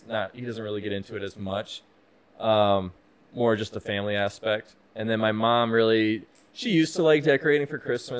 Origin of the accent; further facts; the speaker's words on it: Green Bay, Wisconsin, United States; now in Phoenix, United States; I'm from Green Bay, Wisconsin